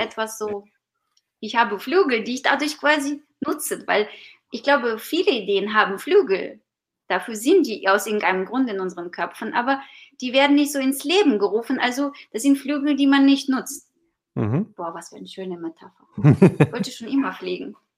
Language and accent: German; Ukraine; German is a second language; now in Germany; ich bin gebürtige Ukrainerin